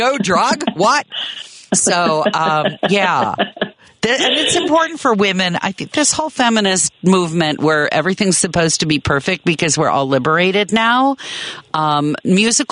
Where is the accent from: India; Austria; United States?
United States; north of Chicago, Illinois; moved away as an adult; also born or lived in Manhattan, Kansas / Bay Area, California; When we moved from the Bay Area back to Chicago, and I grew up north of the city